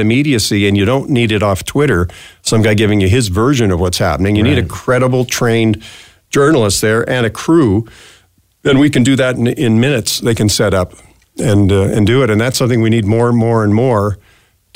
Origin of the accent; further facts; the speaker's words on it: Canada; also born or lived in Minneapolis, United States / Regina, Canada; now in Edmonton, Canada; a Canadian, a transplanted Canadian living there